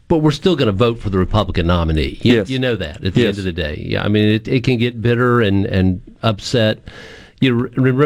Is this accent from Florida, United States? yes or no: no; Mississippi, United States; we're from Mississippi